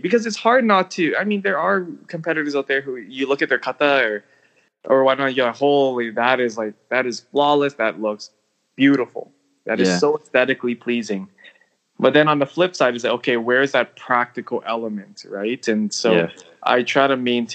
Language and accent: English; Canada; moved away; also born or lived in Hong Kong (ancestry) / Tokyo, Japan; I'm Chinese Canadian